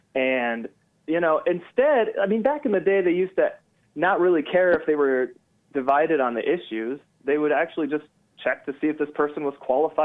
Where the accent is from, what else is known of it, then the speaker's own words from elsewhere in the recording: Colorado, United States; My heritage is Serbian. So my granddad immigrated to the U.S. in the late 60s. And, you know, I'm American through and through, but I inherited his name.